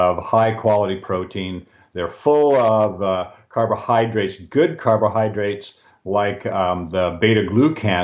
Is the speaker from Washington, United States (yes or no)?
yes; Seattle, Washington, United States; now in British Columbia, Canada; I grew up in Seattle